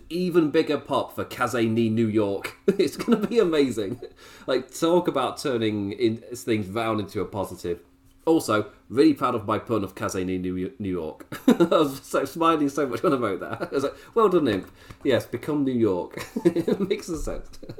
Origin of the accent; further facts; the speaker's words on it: England, United Kingdom; as a English viewer